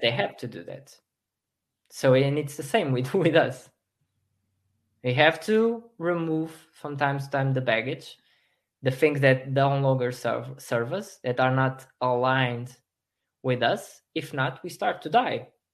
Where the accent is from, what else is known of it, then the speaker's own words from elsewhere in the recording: Portugal; I'm from Portugal. I, I live in Portugal still